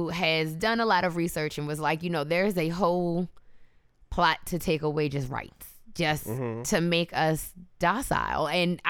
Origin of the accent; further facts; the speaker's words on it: United States; So I am an American. I love being in America